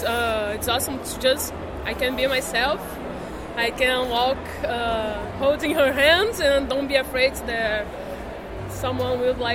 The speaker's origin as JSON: {"language": "English", "country": "Brazil", "moved": "as an adult", "lives_now": "Netherlands", "said": "I'm from Brazil too."}